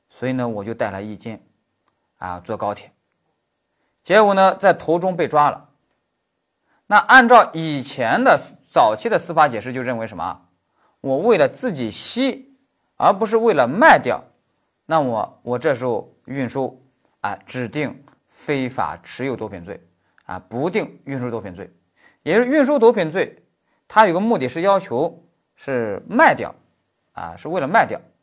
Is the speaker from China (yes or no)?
yes; China; moved away as an adult; also born or lived in Germany; 我们中国人